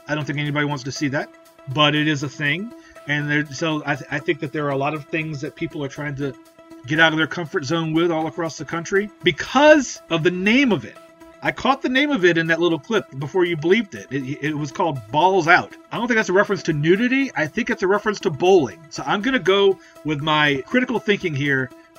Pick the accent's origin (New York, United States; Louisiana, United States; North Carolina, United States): Louisiana, United States; New Orleans; my hometown, WWL in New Orleans.